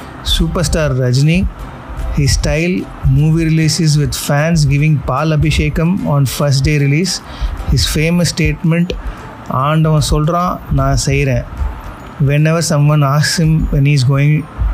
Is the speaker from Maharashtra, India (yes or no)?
no; Chennai, Tamil Nadu, India; I am from Madras, born in Madras, and have been living in Madras for most of my life.